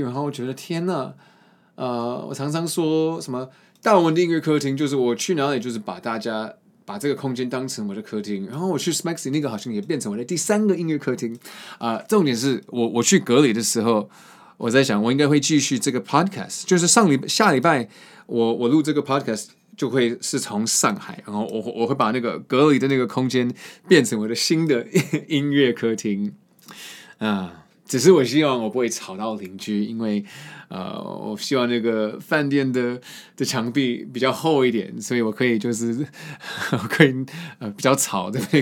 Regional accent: Boston, Massachusetts, United States; moved away; 我在博士论出生那边也有很多这首树

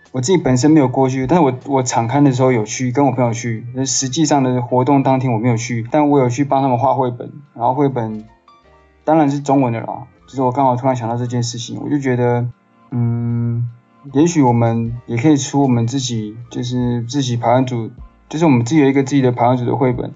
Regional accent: Taiwan; first language Mandarin Chinese; 我在客家的那个乡村长大的嘛

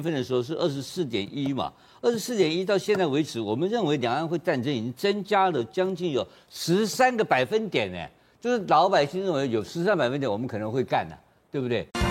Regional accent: Taiwan; 我们我们所以台湾人

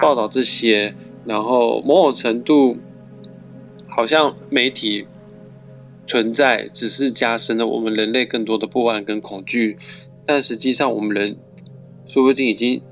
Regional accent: Taiwan; 我们台湾，我们中部人

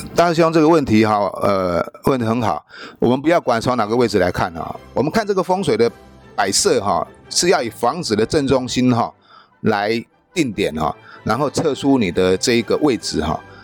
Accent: Taiwan; 就差不多我们台湾人一般人住的一个大房间而已哈

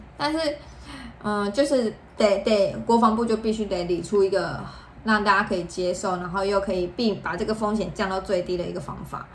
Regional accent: Taiwan; 我们台湾人的习俗

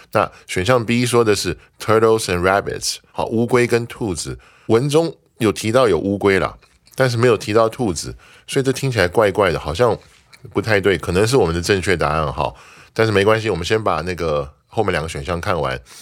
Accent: Taiwan; 我们台湾人移民去的时候就变成 Taiwanese American

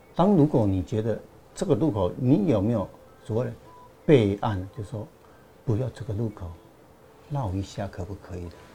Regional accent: Meinong, Kaohsiung, Taiwan; 我在家乡美浓

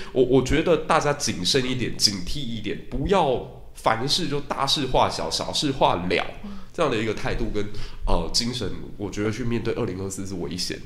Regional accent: Taiwan; 我们台湾人

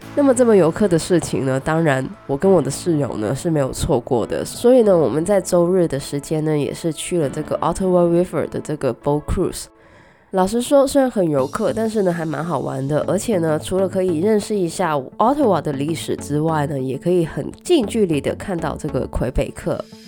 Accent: Guangdong, China; 虽然我是广东人，但是呢我一直不是很喜欢吃广式的月饼

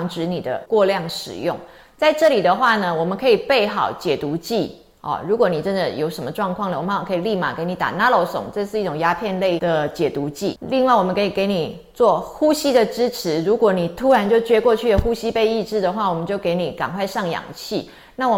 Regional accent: Taiwan; 因为在我们台湾人的观念里面，就是呢，你用毒品就应该抓起来啊

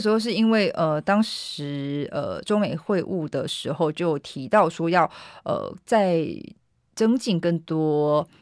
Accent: Taiwan; 来自台湾

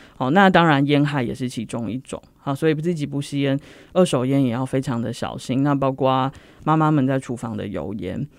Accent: Taiwan; 就是我们台湾人常说的钻牛角尖了

